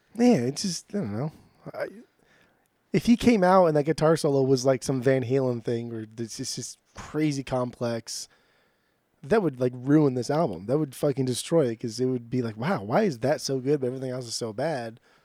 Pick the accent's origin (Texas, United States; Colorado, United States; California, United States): California, United States; Southern; also born or lived in Portland; growing up in Southern California